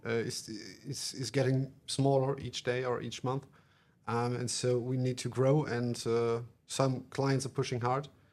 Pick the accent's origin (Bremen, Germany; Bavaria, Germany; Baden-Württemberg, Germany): Bremen, Germany; English is a second language; I'm from Germany, from Bremen.